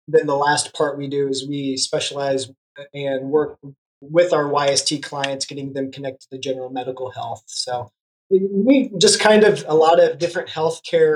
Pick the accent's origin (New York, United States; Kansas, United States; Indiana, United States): Kansas, United States; moved away as an adult; now in Tulsa, United States; I am originally from Kansas